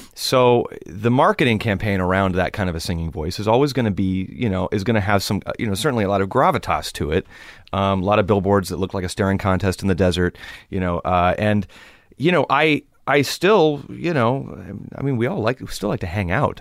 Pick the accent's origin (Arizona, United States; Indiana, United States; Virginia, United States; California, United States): California, United States; Los Angeles; growing up in Los Angeles, it's, it's a, it's a cultural melting pot if you choose for it to be.